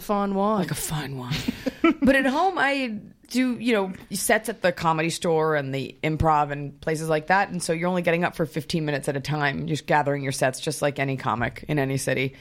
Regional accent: Dallas, Texas, United States; now in California, United States; I grew up in Dallas, Texas

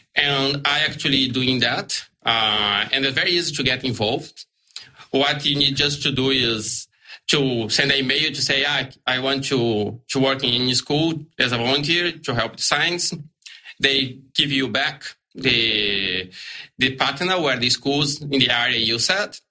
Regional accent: Brazil; English is a second language; moved away as an adult; now in Australia; I'm from Brazil originally.

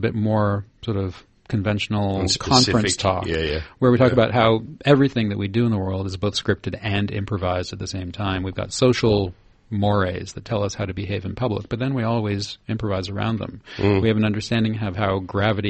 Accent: Canada; I come from Canada

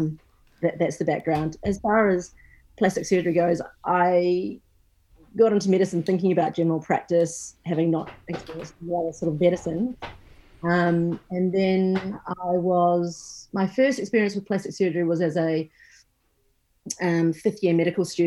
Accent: New Zealand; moved away; I'm actually originally from New Zealand

